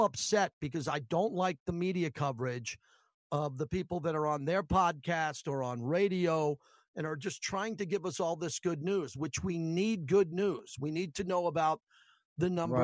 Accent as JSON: {"language": "English", "town": "Massapequa", "region": "New York", "country": "United States", "said": "I'm from Massapequa, Long Island"}